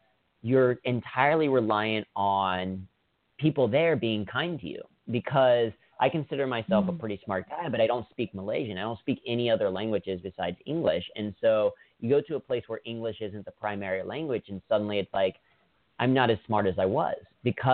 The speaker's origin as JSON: {"language": "English", "country": "United States", "tie": "born or raised there", "said": "I was born in the United States"}